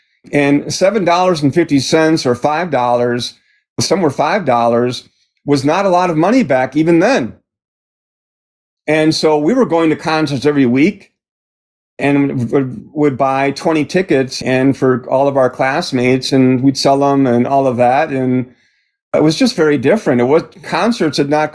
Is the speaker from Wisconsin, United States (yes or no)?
yes; Milwaukee, Wisconsin, United States; I grew up in Milwaukee, Wisconsin